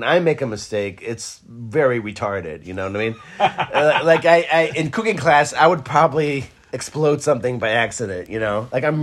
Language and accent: English; Israel; moved away; I grew up in Israel.